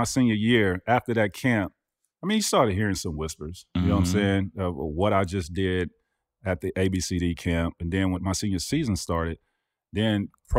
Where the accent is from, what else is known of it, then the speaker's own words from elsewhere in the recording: Florida, United States; I grew up in Florida, Tampa, Orlando. I'm dead center. Yeah. And in my county, I grew up in the biggest county in Florida.